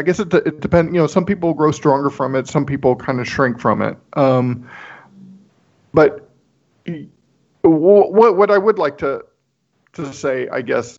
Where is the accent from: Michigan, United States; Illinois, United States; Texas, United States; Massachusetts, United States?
Texas, United States; Corpus Christi; moved away; I grew up in South Texas, which is predominantly Hispanic